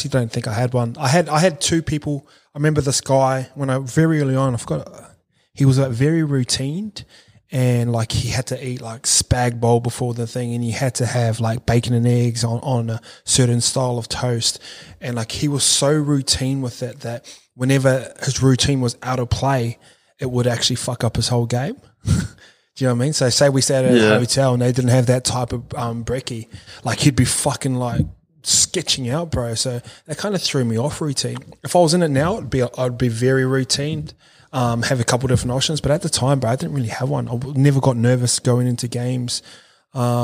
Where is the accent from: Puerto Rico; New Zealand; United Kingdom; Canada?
New Zealand; I grew up in New Zealand